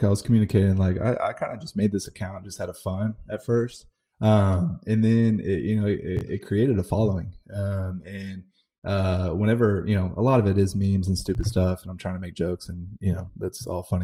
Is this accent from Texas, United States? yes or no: yes; Dallas, Texas, United States; now in Houston, United States; growing up in the Dallas area